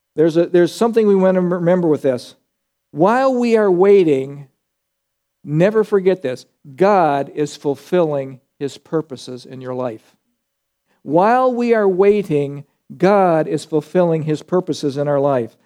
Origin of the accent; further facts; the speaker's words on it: United States; as American Christians